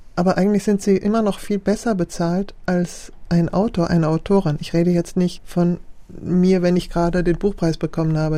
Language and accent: German; Germany; first language German; moved away as an adult; also born or lived in France; Ich bin mit 18 nach Frankreich gegangen, dann habe ich, und ich habe angefangen als Jugendliche zu schreiben und habe auf Deutsch, weil ich ja in Deutschland, was war meine Muttersprache, ist meine Muttersprache.